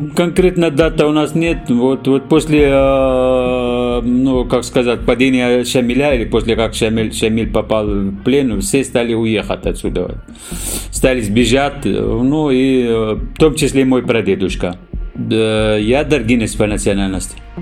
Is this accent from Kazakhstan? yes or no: no; Syria; Russian is a second language; moved away as an adult; also born or lived in Dagestan (ancestry); now in Moscow Oblast, Russia; Я родился э, в Сирии, деревне